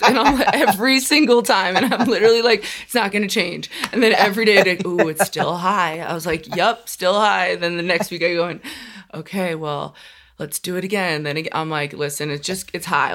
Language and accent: English; New York, United States; also born or lived in Long Island / Brooklyn; I'm from New York